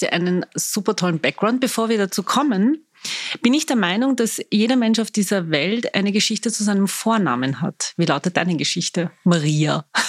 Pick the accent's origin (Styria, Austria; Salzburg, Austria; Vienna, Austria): Vienna, Austria; Ich bin waschechte Wienerin